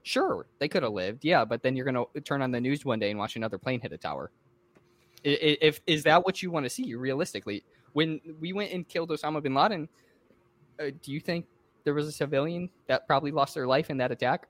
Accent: United States; as an American

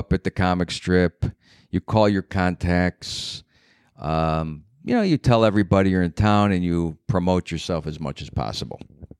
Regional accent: Cleveland, Ohio, United States; moved away as an adult; now in New York City, United States; I'm from Cleveland.

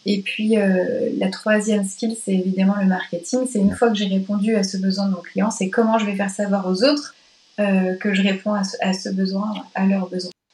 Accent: Nantes, Pays de la Loire, France; moved away as an adult; nantaise de cœur, parce que collège-lycée à Nantes et début d'études sup à Nantes

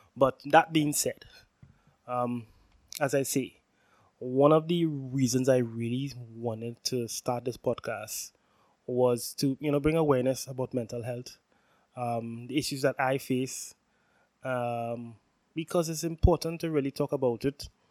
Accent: Trinidad & Tobago; I'm from Trinidad and Tobago, for who, those who know, which is the most southerly island in the Caribbean

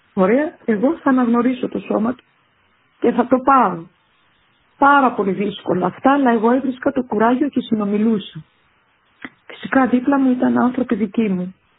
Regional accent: Kythrea, Nicosia District, Cyprus; moved away as an adult; στο δημοτικό σχολείο του χωριού μου, της Κιθρέας, Κιθρέα λέγεται το χωριό μου

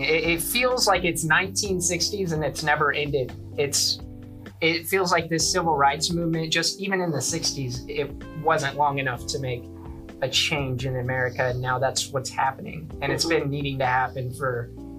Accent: Texas, United States; born and raised in Texas

